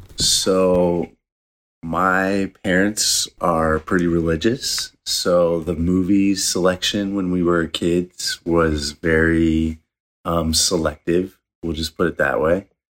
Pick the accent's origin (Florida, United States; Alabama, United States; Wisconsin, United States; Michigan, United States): Michigan, United States; I grew up in Michigan, but, um, my dad side of the family is from West Virginia